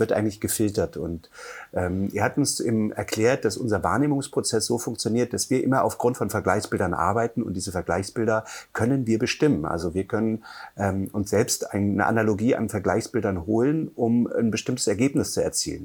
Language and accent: German; Halle, Saxony-Anhalt, Germany; moved away as an adult; also born or lived in Hamburg / Buchholz / Mecklenburg-Vorpommern; now in Müritz, Germany; geboren in Halle an der Saale, bin dann mit 18 nach Hamburg